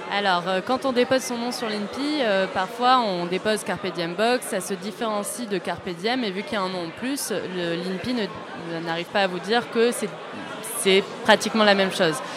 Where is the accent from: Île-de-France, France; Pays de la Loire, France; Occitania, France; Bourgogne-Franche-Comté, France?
Occitania, France; Toulouse; also born or lived in Paris; je suis toulousaine à la base